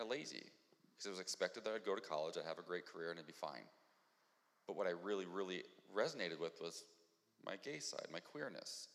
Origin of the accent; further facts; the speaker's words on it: Ohio, United States; moved away; I'm from Ohio.